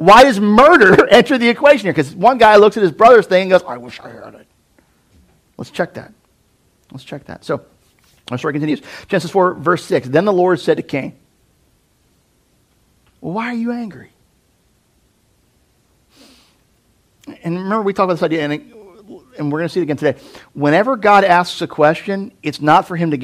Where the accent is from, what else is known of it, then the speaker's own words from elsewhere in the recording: United States; American Christians